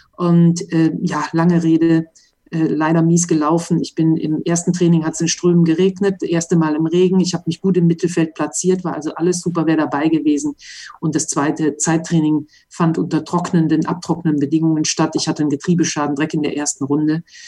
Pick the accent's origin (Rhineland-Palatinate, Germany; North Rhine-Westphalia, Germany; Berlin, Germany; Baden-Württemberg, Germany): North Rhine-Westphalia, Germany; Mönchengladbach; moved away as an adult; now in Monaco; Ich bin also in Mönchengladbach-Reit in der Autowerkstatt aufgewachsen